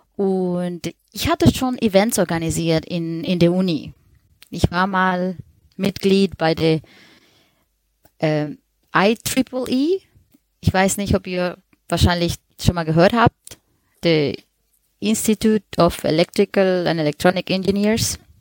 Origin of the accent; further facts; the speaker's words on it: Colombia; German is a second language; moved away as an adult; now in Germany; Ich wohne seit zehn Jahren in Deutschland, bin aber ursprünglich Kolumbianerin.